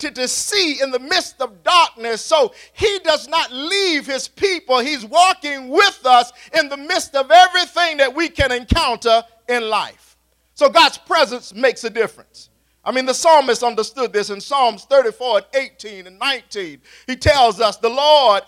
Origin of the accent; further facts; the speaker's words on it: Raleigh, North Carolina, United States; when I was coming up as a child, growing up around Roberts Park, the east side of Raleigh